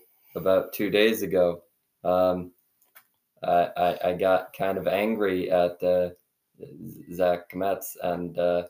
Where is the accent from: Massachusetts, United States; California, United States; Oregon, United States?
Massachusetts, United States; Dalton; I'm from Dalton, Massachusetts.